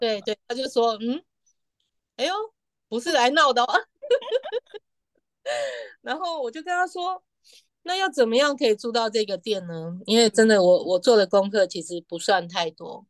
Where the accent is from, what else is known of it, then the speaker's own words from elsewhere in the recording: Taiwan; moved away as an adult; now in Paris, France; 我告诉他我六月底要回台湾